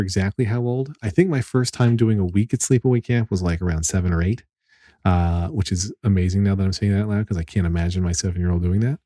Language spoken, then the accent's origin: English; Pennsylvania, United States; now in New Jersey, United States; I grew up in Pennsylvania